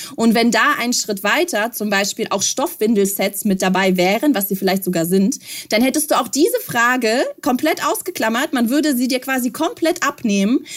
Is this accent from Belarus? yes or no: yes; Belarus; moved away; Ich komme ja ganz ursprünglich aus Weißrussland, aus der Sowjetunion, aus der ehemaligen. Das heißt, als ich klein war, ich bin 85 geboren